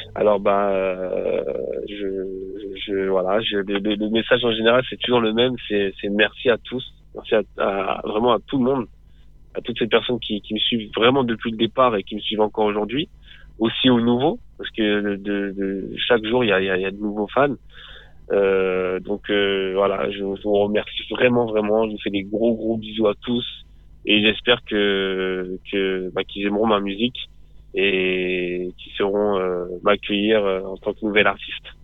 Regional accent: Boussy-Saint-Antoine, Île-de-France, France; j'ai grandi dans le 91, donc c'est euh, en Essonne, à Boussy-Saint-Antoine

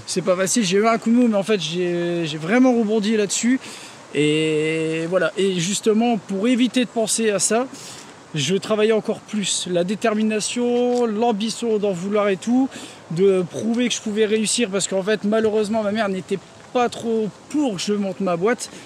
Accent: Denain, Hauts-de-France, France; je viens de Denain

